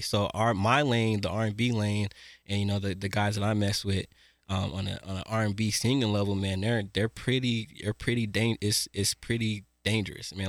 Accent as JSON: {"language": "English", "town": "Denver", "region": "Colorado", "country": "United States", "tie": "born or raised there", "said": "I'm from Mount Bello"}